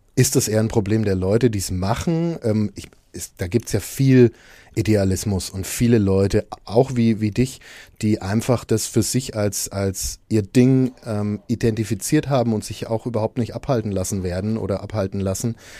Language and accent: German; Nuremberg, Bavaria, Germany; diese Stadt, aus der wir beide kommen